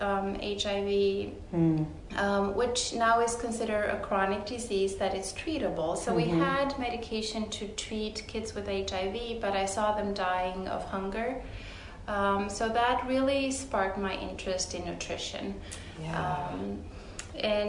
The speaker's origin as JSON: {"language": "English", "country": "Romania", "tie": "born or raised there", "also_born_or_lived": "Houston, Texas", "moved": "as an adult", "lives_now": "Dallas-Fort Worth, United States", "said": "I'm originally from Romania. I was born and raised there. I went to medical school there."}